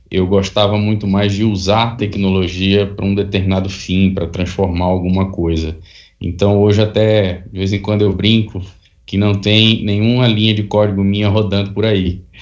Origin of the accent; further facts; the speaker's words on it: Recife, Pernambuco, Brazil; Eu nasci em Recife e lá passei boa parte da minha vida. Fiz a, a universidade lá.